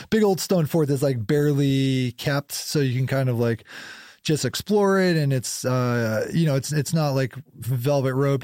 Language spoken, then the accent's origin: English; North Conway, New Hampshire, United States; moved away as an adult; also born or lived in Brownfield, Maine / Fryeburg, Maine / North Carolina / Boulder, Colorado; now in Portland, United States; so I grew up in North Conway, uh, mostly North Conway, 'cause of, by the, like, seventh grade on, like, junior high school on, I was in North Conway. So, you know, mostly in New Hampshire